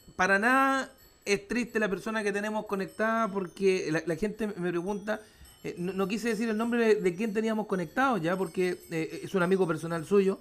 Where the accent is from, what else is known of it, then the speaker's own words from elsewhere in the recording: Curicó, Maule, Chile; empecé al igual que él a los, 12, 13 años relatando fútbol en, mi ciudad natal, que es Curicó